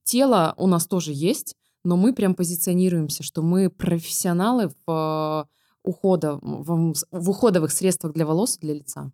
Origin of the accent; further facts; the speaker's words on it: Vladivostok, Primorsky Krai, Russia; moved away as an adult; also born or lived in Saint Petersburg; now in Moscow, Russia; Я родом из Владивостока